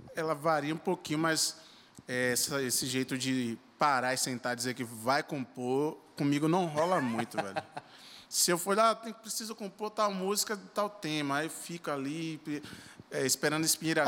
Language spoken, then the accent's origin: Portuguese; Salvador, Bahia, Brazil; Sou natural de Salvador